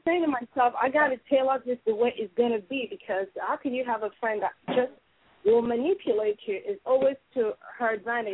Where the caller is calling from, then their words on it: United States; I'm calling from America.